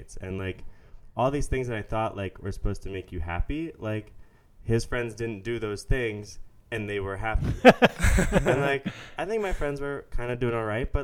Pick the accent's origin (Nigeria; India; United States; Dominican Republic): United States; Philadelphia, Pennsylvania; moved away as an adult; also born or lived in Pittsburgh, Pennsylvania; now in Israel; I grew up outside of Philly